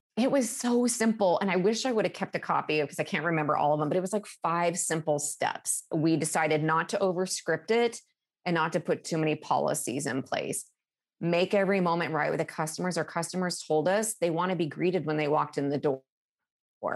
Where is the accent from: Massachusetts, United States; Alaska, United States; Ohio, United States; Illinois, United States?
Alaska, United States; moved away as an adult; now in Seattle, United States; growing up in Alaska